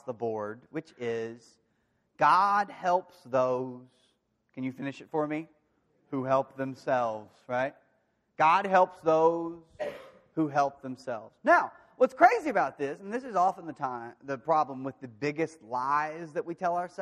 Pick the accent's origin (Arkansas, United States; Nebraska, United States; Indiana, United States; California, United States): Arkansas, United States; De Queen; moved away; my hometown, Daquin, Arkansas